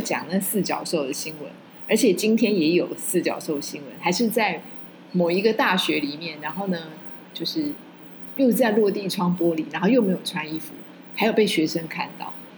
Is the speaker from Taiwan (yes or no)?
yes; Taiwan; 我们都在这里生长